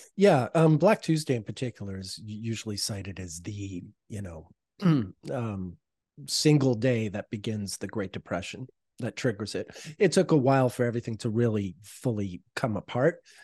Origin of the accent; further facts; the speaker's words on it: Canada; I'm Canadian